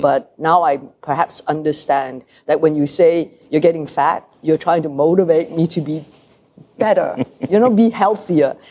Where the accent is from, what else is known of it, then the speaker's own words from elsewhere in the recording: Malaysia; moved away; also born or lived in Hong Kong; I come from Malaysia where we are multiracial. We have Malays, Indians, Chinese